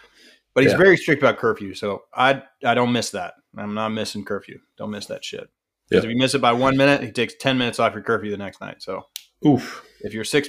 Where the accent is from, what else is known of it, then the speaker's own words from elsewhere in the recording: Colorado, United States; So I grew up in Colorado. Pretty conservative town.